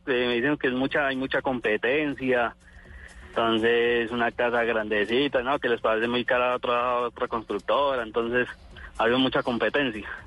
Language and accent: Spanish; Armenia, Quindío, Colombia; espero que no hablas muy mal de mi Armenia, porque pues, yo, crié, yo fui criado aquí en Armenia.